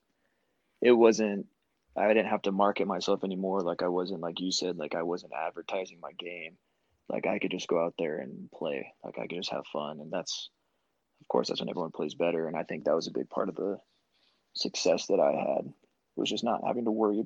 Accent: Tucson, Arizona, United States; growing up in Tucson, like I had the U of A growing up

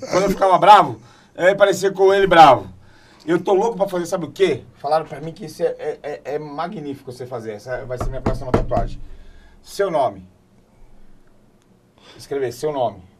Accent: Bahia, Brazil; eu sou eu baiano.

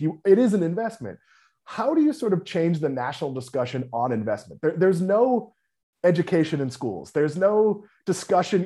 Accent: New England, United States; now in Florida, United States; I grew up in New England

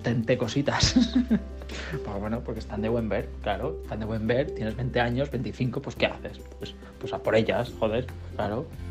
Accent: Chihuahua, Mexico; soy de México, para ser exacto de Chihuahua

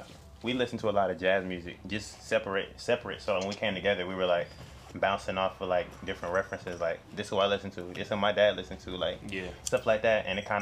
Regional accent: Atlanta, Georgia, United States; born or raised there

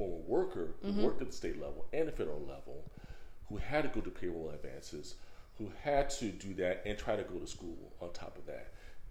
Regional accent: Bay Area, California, United States; moved away; And in California, in where I was from the Bay Area.

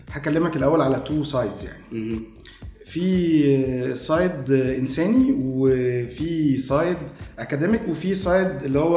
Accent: Heliopolis, Cairo Governorate, Egypt; born there; انا مواليد 1980 آه، من مواليد مصر الجديده

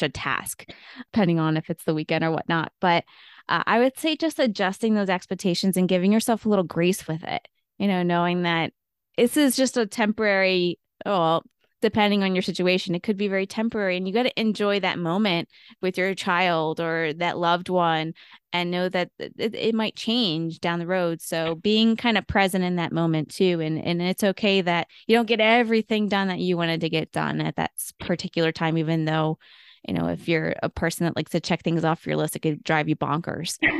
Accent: Buffalo, New York, United States; moved away as an adult; now in Pittsburgh, United States; I am actually originally from Buffalo, New York. Buffalonian at heart, but I've been in Pittsburgh for about ten years

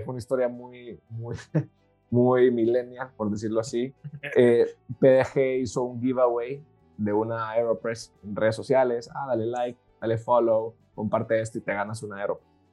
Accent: El Salvador; moved away as an adult; also born or lived in Madrid, Spain; Pues yo nací en El Salvador, nací en un, país bellísimo, pequeño, pero lindísimo.

